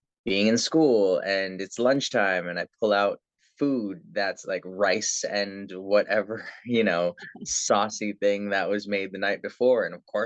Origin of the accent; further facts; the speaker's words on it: Toronto, Ontario, Canada; born and raised in Toronto, Canada